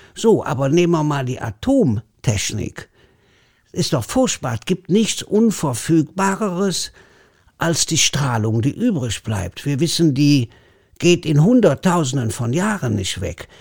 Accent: Leverkusen, North Rhine-Westphalia, Germany; accent: Kölsch; wo ich groß geworden bin, ist neben Bayer Leverkusen

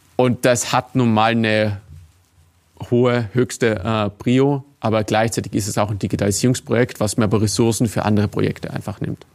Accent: Tyrol, Austria; moved away; also born or lived in Vienna; ich bin in Tirol aufgewachsen

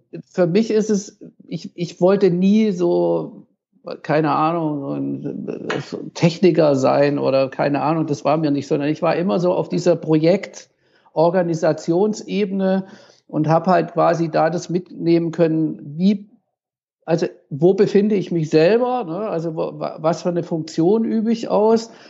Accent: Tübingen, Baden-Württemberg, Germany; ich habe jahrelang im Jugendhaus in Tübingen, in meiner Heimatstadt, äh, die äh, äh, Konzerte veranstaltet

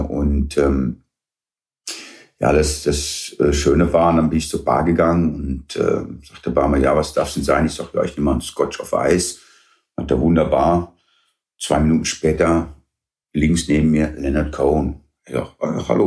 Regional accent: Weeze, North Rhine-Westphalia, Germany; born or raised there; first language English; German is a second language; also born or lived in Derby, England

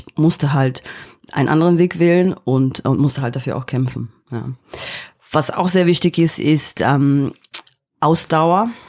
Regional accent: East Berlin, Berlin, Germany; moved away as an adult; now in London, United Kingdom; Ich bin in Ostberlin aufgewachsen, habe dann ähm, ein Studium in London gemacht und bin dann auch in London hängen geblieben

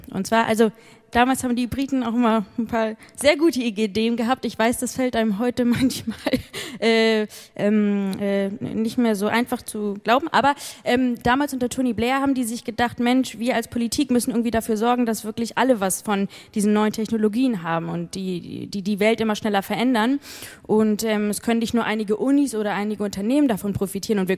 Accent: Hamburg, Germany; moved away as an adult; now in United Kingdom; Und da ich selbst Deutsche bin, ich komme ursprünglich aus Hamburg, ähm, liegt es mir besonders am Herzen

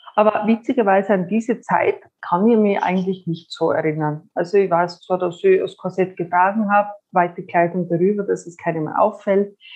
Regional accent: Styria, Austria; Ich komme aus der Steiermark, bin 45 Jahre alt

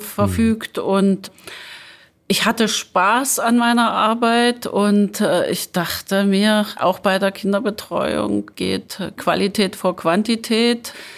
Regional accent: Apolda, Thuringia, Germany; ich bin in Apolda aufgewachsen

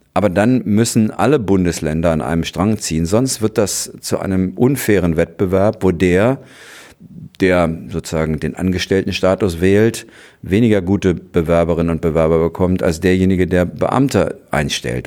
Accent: West Germany, Germany; bei uns in Westdeutschland

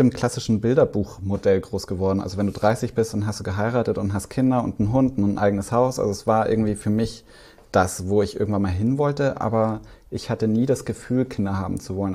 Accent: Swabia, Baden-Württemberg, Germany; ich bin ja im Schwabeländler groß geworden

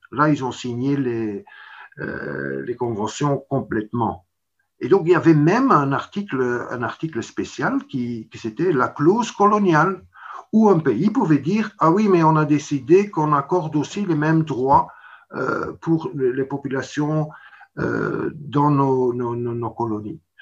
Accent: Belgium

